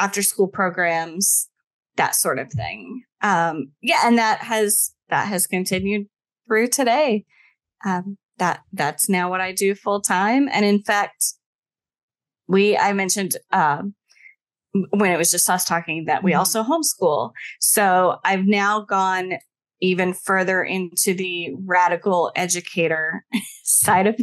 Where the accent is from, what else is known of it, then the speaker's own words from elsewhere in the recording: Ohio, United States; I am originally from Ohio